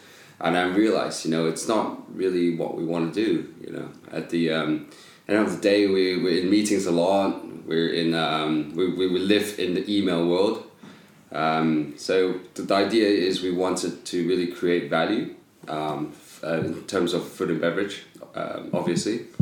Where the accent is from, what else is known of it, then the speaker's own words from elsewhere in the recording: Hong Kong; now in Guangzhou, China; I'm from Hong Kong.